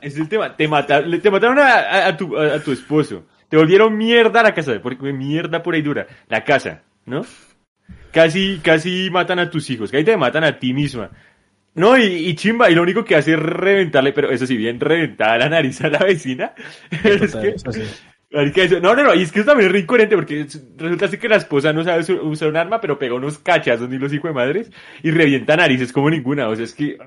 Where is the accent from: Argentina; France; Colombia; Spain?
Colombia; yo como buen colombiano